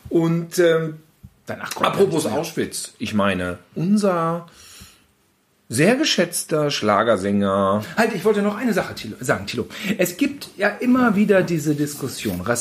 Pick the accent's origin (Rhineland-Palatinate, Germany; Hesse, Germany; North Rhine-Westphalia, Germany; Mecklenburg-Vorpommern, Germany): North Rhine-Westphalia, Germany; Gütersloh; ja, äh, ich aufgewachsen in Gütersloh, er in München, ähm, selbes Alter, fast ein bisschen jünger